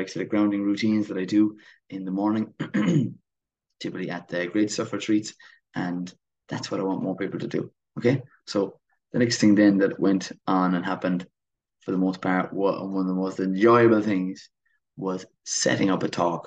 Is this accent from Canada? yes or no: no; Kilmeaden, Munster, Ireland; Waterford, where my hometown is Kilmeaden.